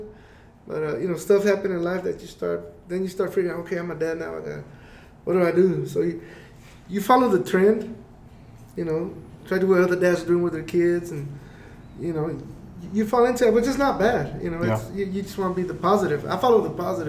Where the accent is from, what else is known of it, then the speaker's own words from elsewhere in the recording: Andrews, Texas, United States; also born or lived in Kansas; we're from Andrews. You know, still from Andrews